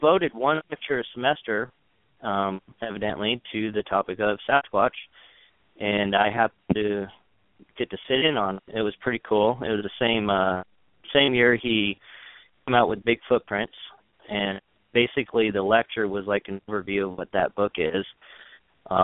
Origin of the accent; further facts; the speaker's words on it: Longview, Washington, United States; I grew up here in Washington State. I actually grew up in Longview